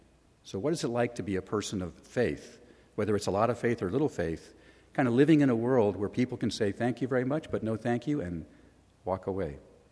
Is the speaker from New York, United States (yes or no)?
no; Thousand Oaks, California, United States; also born or lived in Newark, New Jersey; I grew up here in Thousand Oaks. Well, actually, I was born in New Jersey, near Newark. I normally don't admit that. But my family moved here to Thousand Oaks in 1960